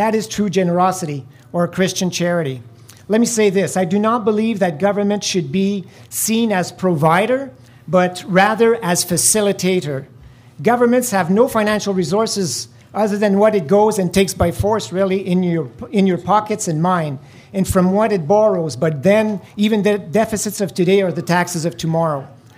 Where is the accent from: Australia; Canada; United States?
Canada; Iroquois Falls, Ontario; moved away as an adult; also born or lived in Romania; I was born in Iroquois Falls and grew up on a farm.